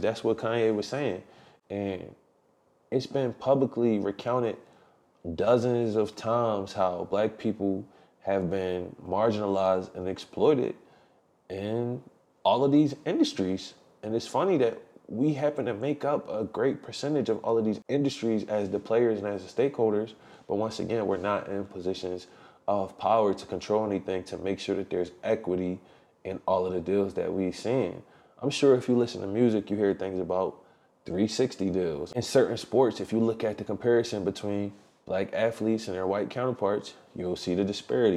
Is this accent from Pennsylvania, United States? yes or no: yes; Philadelphia, Pennsylvania, United States; my hometown of Philly